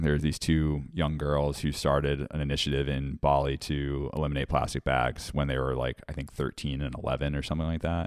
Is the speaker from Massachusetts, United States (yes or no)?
yes; Woods Hole, Massachusetts, United States; Woodsole Oceanographic Institute is in my hometown